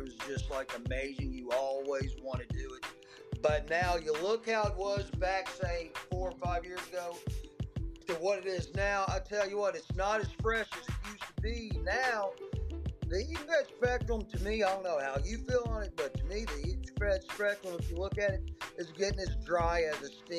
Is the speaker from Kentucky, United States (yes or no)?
yes; Kentucky, United States; I'm from Kentucky, my man.